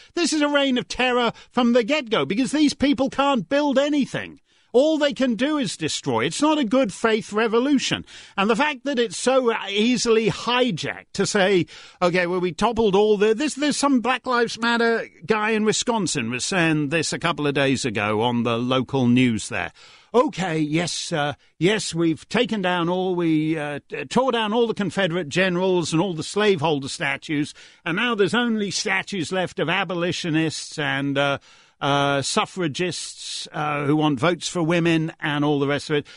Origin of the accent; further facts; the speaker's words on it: Canada; I speak as a Canadian